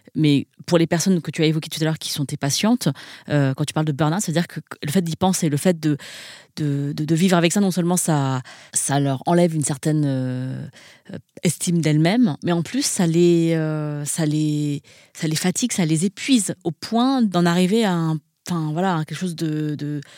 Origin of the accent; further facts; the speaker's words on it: France; j'ai grandi dans un environnement euh, majoritairement blanc, parce que j'ai grandi en France